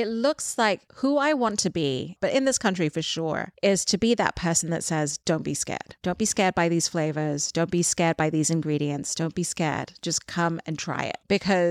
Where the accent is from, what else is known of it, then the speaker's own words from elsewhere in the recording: Dubai, United Arab Emirates; because I grew up in Dubai and I felt like I didn't really belong in any group. I went to an English school, but I wasn't British.